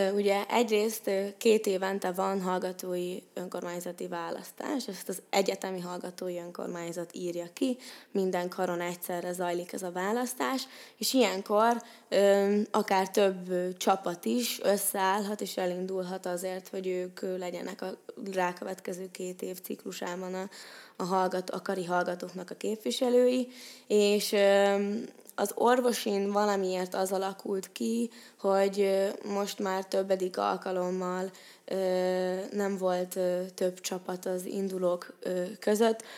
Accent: Székesfehérvár, Fejér, Hungary; moved away as an adult; now in Pécs, Hungary; én Székesfehérvárról jöttem ide 2018-ban, most vagyok egyébként negyedéves, és én Székesfehérváron egy 8 osztályos gimnáziumba jártam

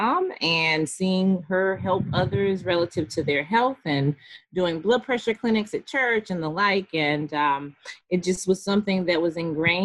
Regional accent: Goldsboro, North Carolina, United States; born and raised in North Carolina, specifically Goldsboro, North Carolina, so Eastern North Carolina

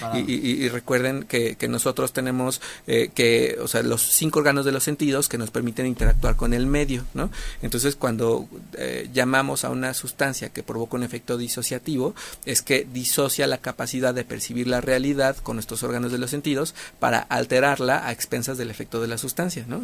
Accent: Mexico; somos muy mexicanos

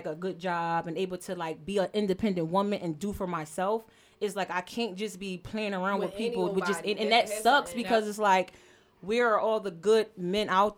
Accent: Philadelphia, Pennsylvania, United States; I'm from Philly

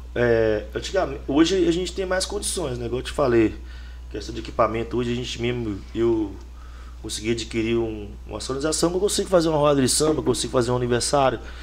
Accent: Brazil; eu moro em São Geraldo, mas fui criado no Pacheco

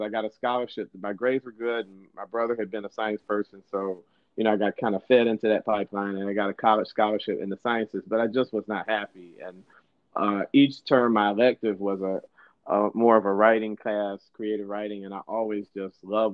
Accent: Detroit, Michigan, United States; moved away as an adult; now in Sacramento, United States; I'm originally from Detroit. I was born in Detroit and grew up just outside of Detroit, one of the suburbs there

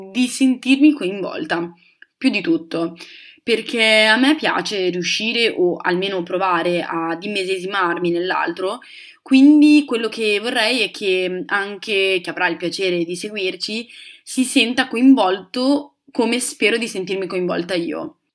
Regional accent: Southern Italy, Italy; Anche se dal mio accento non si direbbe, in realtà sono terrona.

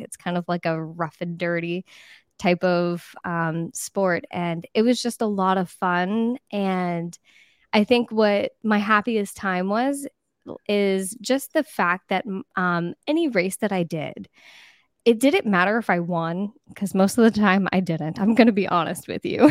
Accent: East Coast of Florida, United States; I grew up in a small town on the East Coast of Florida.

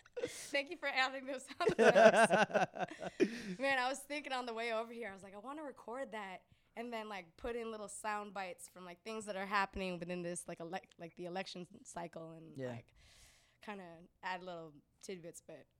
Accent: San Francisco, California, United States; I grew up in the Mission District of San Francisco, so I'm definitely honorary Salvadorian and Mexican and Nicaraguan.

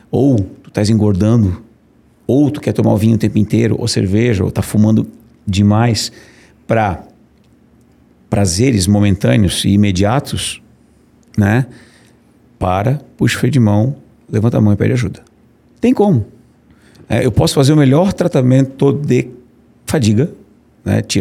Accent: Brusque, Santa Catarina, Brazil; now in Florianópolis, Brazil; Eu sou de Brusque, brusquense, né?

